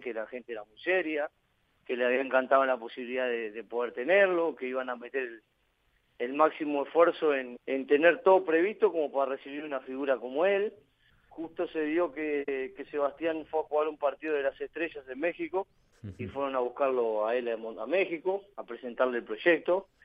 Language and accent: Spanish; Uruguay; moved away as an adult; also born or lived in Spain / El Salvador; somos uruguayos los dos